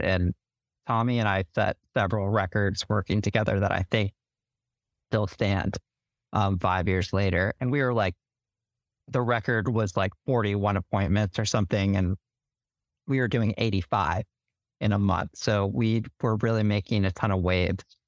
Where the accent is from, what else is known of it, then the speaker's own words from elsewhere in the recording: Denver, Colorado, United States; moved away as an adult; also born or lived in Alabama; now in Washington, D.C., United States; I'm from Denver, Colorado